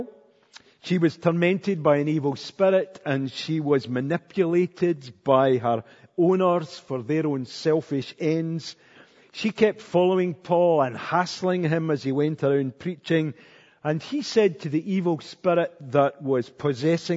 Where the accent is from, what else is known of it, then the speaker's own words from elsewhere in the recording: Cumnock, Scotland, United Kingdom; I was brought up in Cumnock